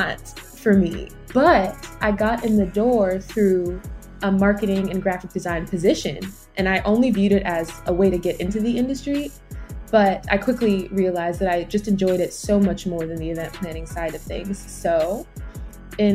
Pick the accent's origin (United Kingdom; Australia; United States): United States; Georgia; also born or lived in Brooklyn, New York / Jamaica (parents); So I was born in Brooklyn and raised kind of in New York, but moved to Georgia at a young age, maybe around third grade